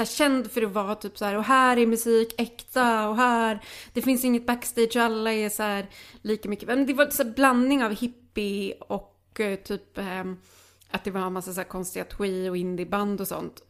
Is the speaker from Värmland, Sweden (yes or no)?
no; Lidköping, Västra Götaland, Sweden; moved away; hemma hos mm. dem i Lidköping som är ehm. så här, alltså en fucking idyllisk småstad i Västergötland